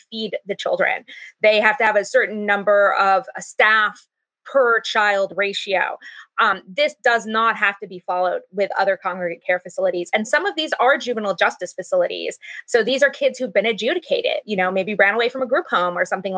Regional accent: California, United States; also born or lived in Utah; I'm from California, and I was sent by my school district, funded to be sent to Utah

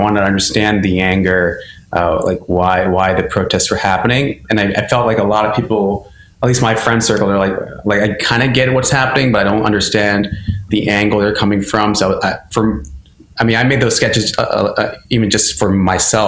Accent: Maryland, United States; now in New York, United States; growing up as a Indian, I think in my area, Maryland, it was semi-diverse

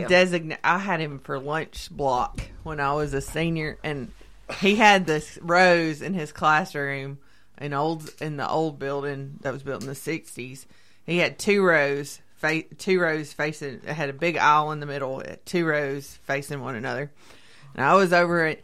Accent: the South, United States; accent: Southern; my Southern accent

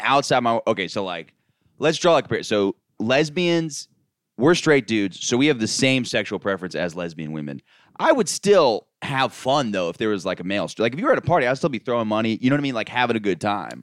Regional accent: Florida, United States; I grew up in Florida

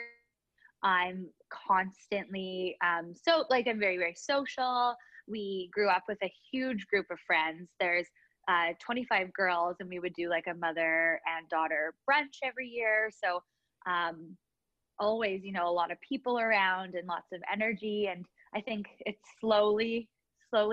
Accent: Winnipeg, Manitoba, Canada; moved away as an adult; now in Vancouver, Canada; So I grew up in Winnipeg. We moved there when I was like in grade 2. So the majority of my life was spent there

